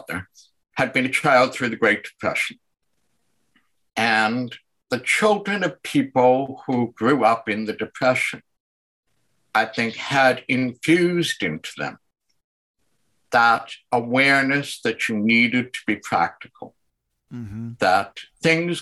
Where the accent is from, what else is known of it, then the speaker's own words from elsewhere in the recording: Winnipeg, Manitoba, Canada; moved away; also born or lived in Toronto; It's the eternal winter growing up in Winnipeg on the prairies